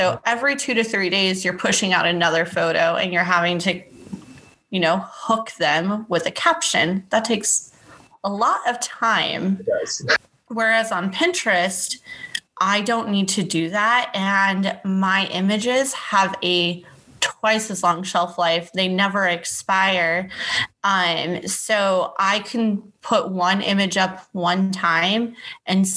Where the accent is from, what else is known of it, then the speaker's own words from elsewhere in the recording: Temecula, California, United States; moved away as an adult; now in Dallas, United States; I am originally based out of Temecula, California, which is in between like LA and San Diego. I had grown up there. I was born and raised there